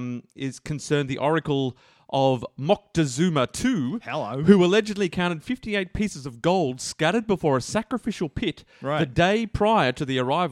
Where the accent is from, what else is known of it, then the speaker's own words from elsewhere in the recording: Australia; accent: Aussie nasal twang; we're an Australian podcast, for all our international listeners trying to pick our accents. that nasal twang is all Aussie all